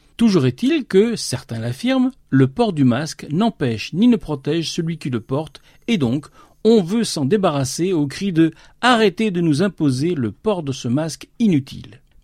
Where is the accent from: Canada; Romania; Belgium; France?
France; ici, chez nous, en France